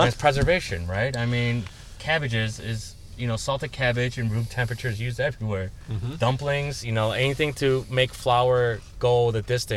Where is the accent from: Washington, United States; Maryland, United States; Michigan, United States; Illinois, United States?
Illinois, United States; Chicago; Those are my schools. I grew up off of Devon.